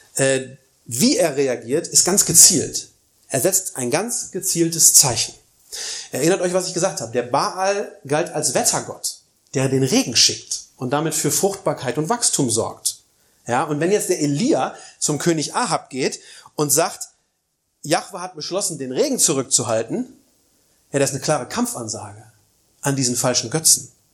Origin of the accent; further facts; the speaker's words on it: East Germany, Germany; bei uns in Ostdeutschland